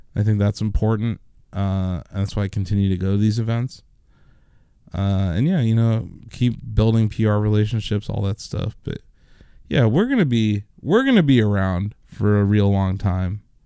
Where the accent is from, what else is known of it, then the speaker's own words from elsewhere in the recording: Canton, United States; we grew up here in Canton.